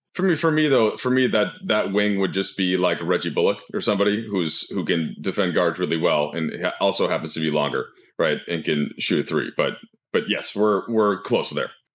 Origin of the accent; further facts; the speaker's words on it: Minnesota, United States; moved away; as a Minnesotan